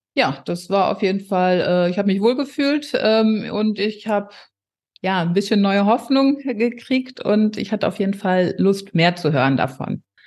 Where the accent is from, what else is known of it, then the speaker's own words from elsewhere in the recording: near Paderborn, North Rhine-Westphalia, Germany; 46 Jahre alt und ich komme aus der Nähe von Paderborn.